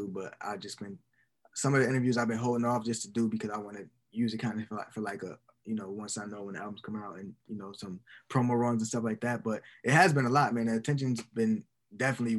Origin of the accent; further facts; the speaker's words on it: Buffalo, New York, United States; Buffalo, my hometown